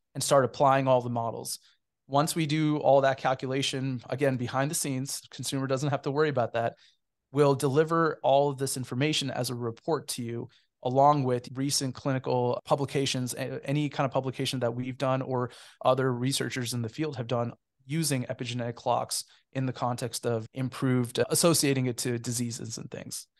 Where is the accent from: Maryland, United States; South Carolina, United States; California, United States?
California, United States; Cupertino; moved away as an adult; also born or lived in Kentucky; I'm actually a native of the San Francisco Bay Area. I, I grew up in Cupertino, California.